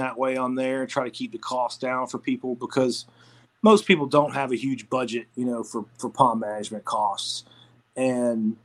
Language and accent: English; Atlanta, Georgia, United States; I'm from Atlanta, so I love the Braves